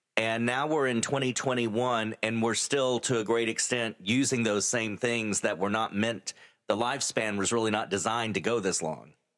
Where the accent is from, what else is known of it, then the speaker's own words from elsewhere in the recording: San Angelo, Texas, United States; now in Midland, United States; my hometown, my original hometown of San Angelo